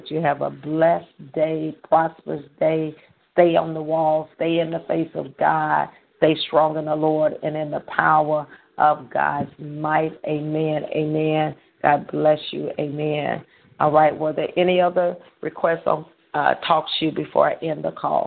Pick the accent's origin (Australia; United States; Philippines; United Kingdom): United States; Holly Grove, Arkansas; We'll be in Holly Grove, Arkansas, which is my hometown